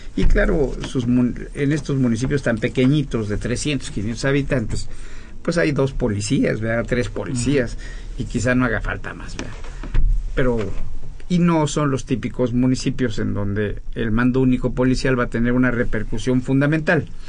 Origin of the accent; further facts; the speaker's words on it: State of Mexico, Mexico; yo mismo soy mexiquense